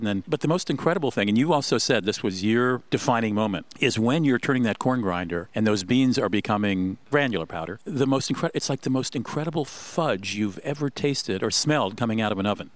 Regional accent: Germany; now in Minnesota, United States; I grew up in Germany

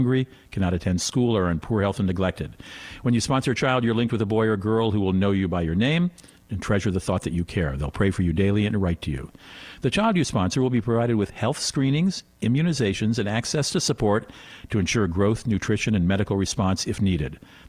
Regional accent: Germany; I grew up in Germany.

